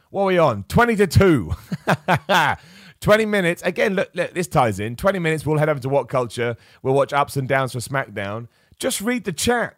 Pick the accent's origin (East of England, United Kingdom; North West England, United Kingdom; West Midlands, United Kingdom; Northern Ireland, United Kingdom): East of England, United Kingdom; Luton; moved away; It's my hometown, Luton. It's where I was born.